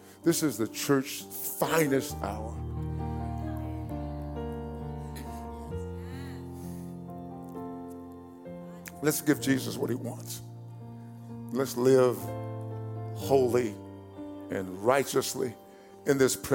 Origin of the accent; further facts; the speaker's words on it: East Texas, United States; growing up in East Texas.